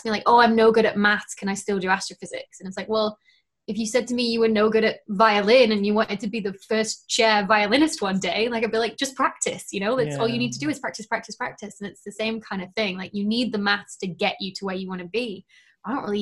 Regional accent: Lancashire, North West England, United Kingdom; I'm from Lancashire

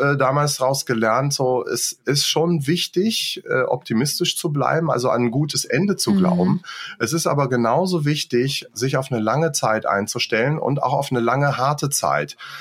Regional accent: Göttingen, Lower Saxony, Germany; moved away as an adult; also born or lived in Luxembourg; bin ich dann erstmal in meine Heimat zurück, also nicht nach Luxemburg, wo ich gewohnt habe, sondern nach Göttingen, wo meine mhm. Eltern dann auch waren

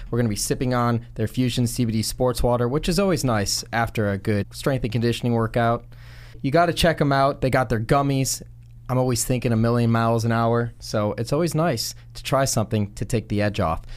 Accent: Chicago, Illinois, United States; I'm from Chicago

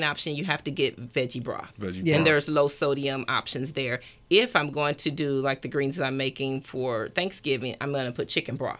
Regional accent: St. Louis, Missouri, United States; growing up in St. Louis was desserts

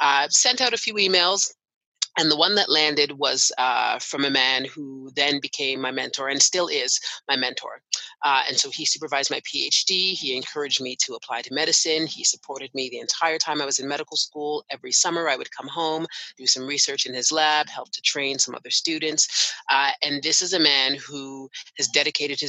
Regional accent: Canada; also born or lived in United Kingdom; So I am Canadian. I was born and raised here.

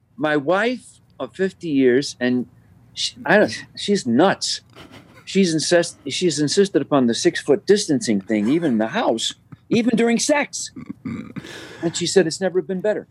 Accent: Chicago, Illinois, United States; Born and raised, never left never moved away

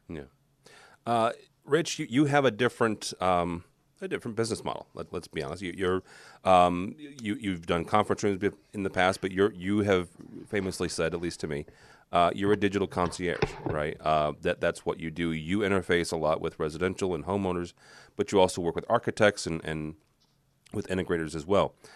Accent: St. Louis, Missouri, United States; I'm from St. Louis

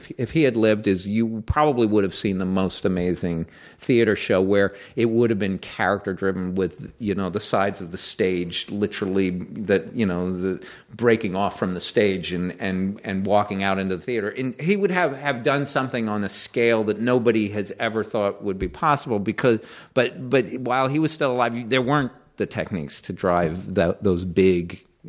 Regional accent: Greenwich, Connecticut, United States; And it's still the house we grew up in Greenwich, Connecticut.

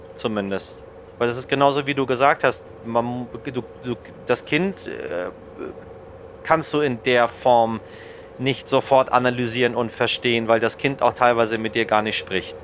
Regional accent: Germany; hier bei uns in Deutschland

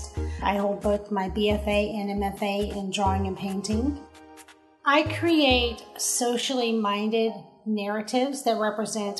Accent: Marietta, Georgia, United States; now in Atlanta, United States; I actually moved into Atlanta to go to grad school, but I was raised in Marietta.

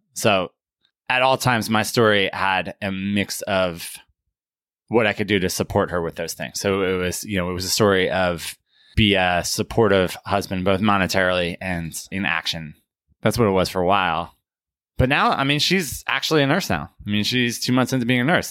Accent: United States; we're American and somewhere along the lines, the Italian pronunciation got dropped.

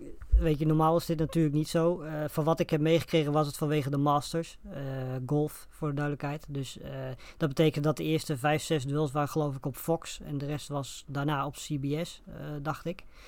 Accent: Netherlands; voor ons als Nederlanders

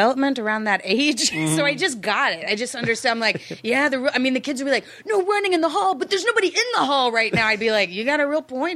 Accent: Dallas, Texas, United States; also born or lived in Austin; I'm from Dallas. I went to college in Austin

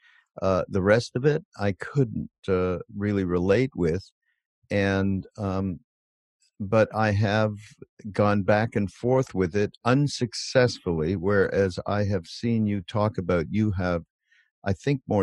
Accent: Montreal, Quebec, Canada; I grew up in a conservative Jewish family in Montreal. I'm from Canada. I'm from Montreal

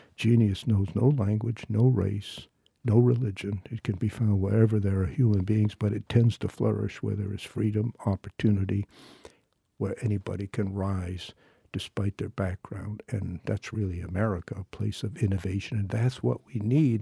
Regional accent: Maine, United States; I am involved in some hunger and feeding programs in my hometown and, and in other parts of our state

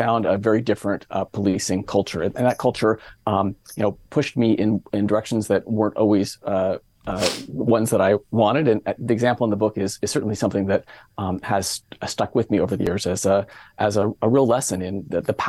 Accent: East Bay, San Francisco Bay Area, California, United States; I grew up in the East Bay, the San Francisco Bay Area

